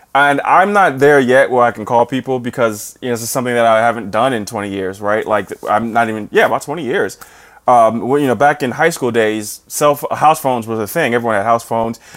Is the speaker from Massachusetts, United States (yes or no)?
no; New Jersey, United States; also born or lived in Saint Louis; now in St. Louis, United States; I'm from New Jersey